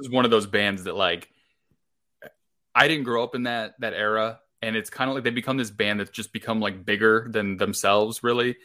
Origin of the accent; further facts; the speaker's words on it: Illinois, United States; I come from such a small town in Illinois that there was no concerts around me ever